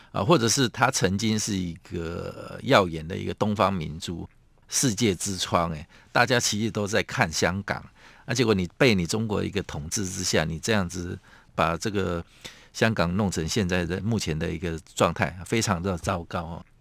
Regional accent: Taiwan; 我们台湾人民

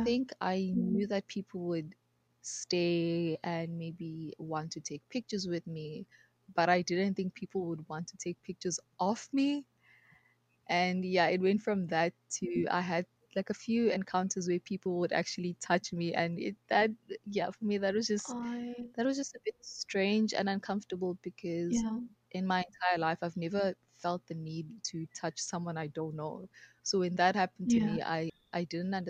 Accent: South Africa; moved away as an adult; now in Taiwan; growing up in South Africa, I've never felt like I was a foreigner.

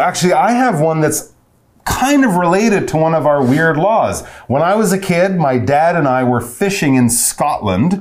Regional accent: Canada; we're from Canada

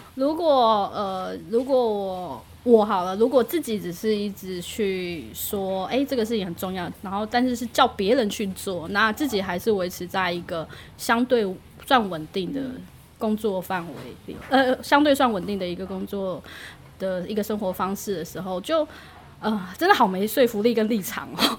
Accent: Miaoli County, Taiwan; now in Yilan, Taiwan; 我自己是，本身是苗栗长大的

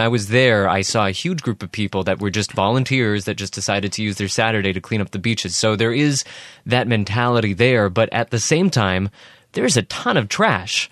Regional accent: Northern California, United States; I grew up in Northern California

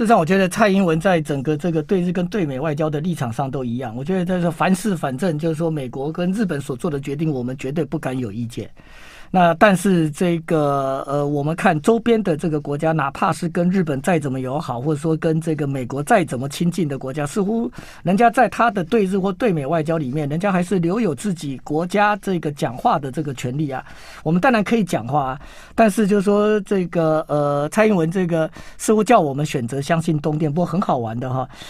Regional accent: Taiwan; 我们台湾人，我们两千三百万

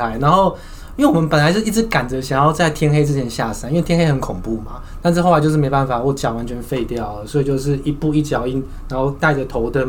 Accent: Taiwan; 我们台湾人都有三件事情是一定要做的

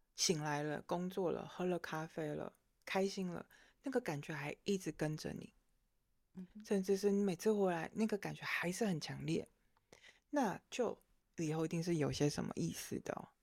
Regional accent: Taiwan; 作为一个台湾人，我们毕竟比较是道否哲学系统的

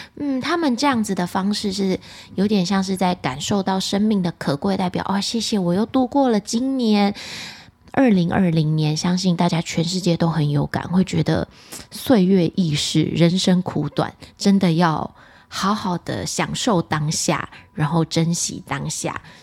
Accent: Taiwan; 我们台湾人呢，在过年的时候会吃的团圆菜

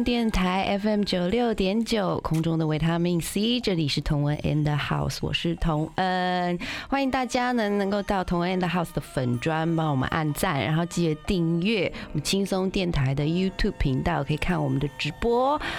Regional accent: Hualien, Hualien County, Taiwan; 好，好不要讲，我老家花莲。

